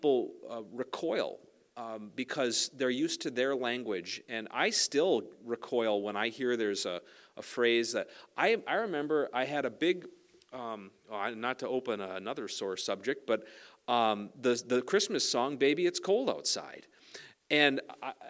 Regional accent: Sax-Zim Bog, the Iron Range, Minnesota, United States; I was raised on the Sac-Zim Bog

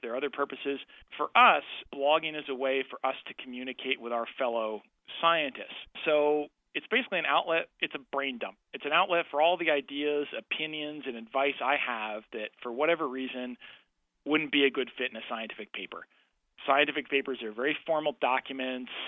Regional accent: Canada; I'm a Canadian

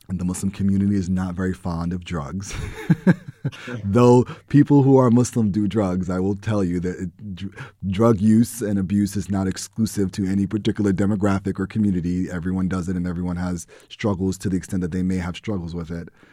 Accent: New York City, New York, United States; growing up in the Bronx and living in the Bronx

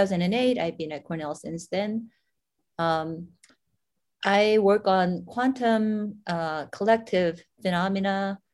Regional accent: South Korea; moved away as an adult; also born or lived in Illinois, United States / Stanford, United States; now in Ithaca, United States; I was born and raised in Korea until through a college and master's degree, came to US for my PhD at University of Illinois at Urbana-Champaign

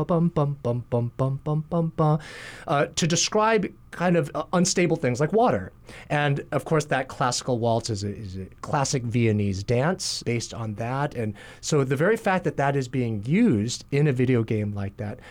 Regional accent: Kalamazoo / Battle Creek, Michigan, United States; also born or lived in New Jersey; now in Hawaii, United States; we moved to a town, Kalamazoo, in Battle Creek, Michigan.

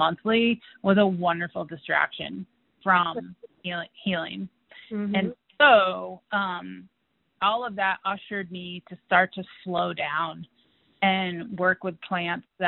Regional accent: Western Massachusetts, United States; now in Fort Collins, United States; I grew up in Western Massachusetts in a family that included dairy farmers and vegetable growers

